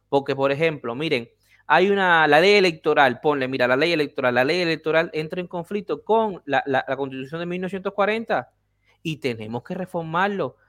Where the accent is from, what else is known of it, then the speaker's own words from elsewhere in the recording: Havana, Cuba; moved away; yo nací en La Habana